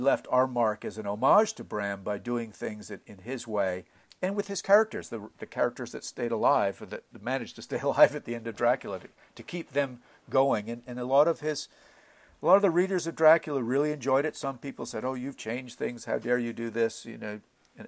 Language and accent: English; Montreal, Quebec, Canada; I was born and raised in Montreal, Canada